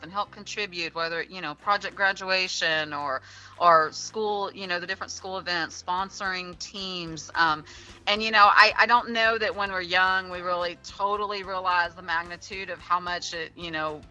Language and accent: English; Pleasanton, Texas, United States; I actually grew up in Pleasanton